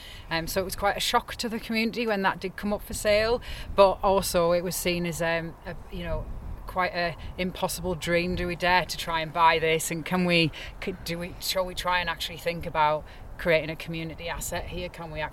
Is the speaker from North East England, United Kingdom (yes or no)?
yes; Sunderland, North East England, United Kingdom; now in Langholm, United Kingdom; So, I'm originally from Sunderland, so I'm a Macam, but moved around quite a lot over the years